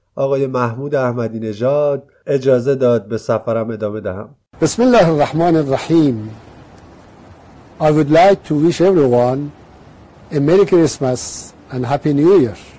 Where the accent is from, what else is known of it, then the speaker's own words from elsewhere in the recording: Iran; از ایران به شوق دیدنشان آمدم